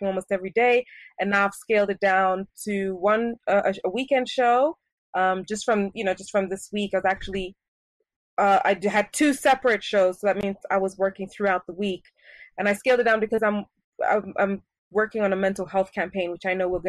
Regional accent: Paris, Île-de-France, France; also born or lived in Switzerland / Japan / Kenya; Growing up, I grew up in Europe, in Paris, to be exact, and I attended international schools. I went to school in Switzerland, I went to school in Japan, and I went to school in Kenya.

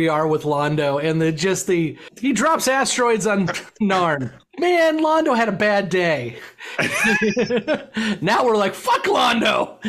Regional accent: United States; Mike, we're American.

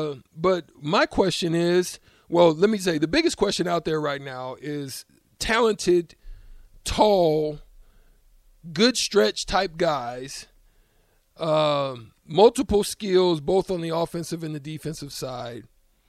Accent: Auburn, Alabama, United States; out of Auburn, my town, War Eagle town country. I was born actually in Auburn, Rico.

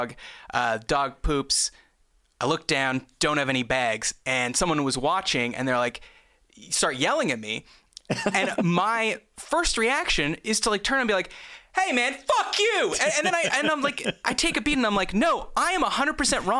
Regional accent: Canada; we're both Canadian

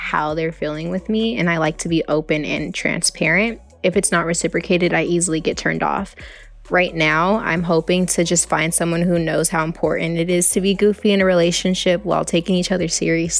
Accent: Los Angeles, California, United States; I'm 23. I'm from the Los Angeles area.

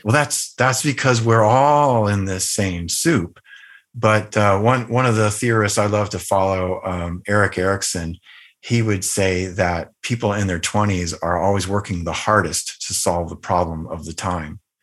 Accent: Northern Virginia, United States; also born or lived in Southern California; we moved from Southern California to Northern Virginia, which was the outskirts of, uh, the Washington, D C area

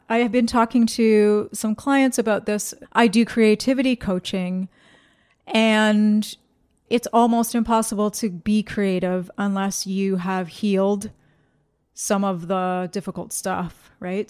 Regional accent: Ontario, Canada; I grew up in Canada

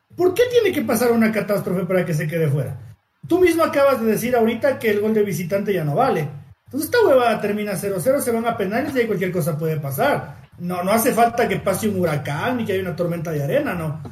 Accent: Ecuador; como ecuatoriano

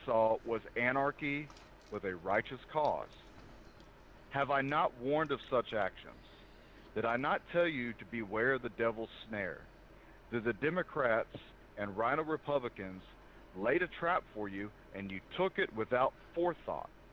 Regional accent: the South, United States; I'm from the South

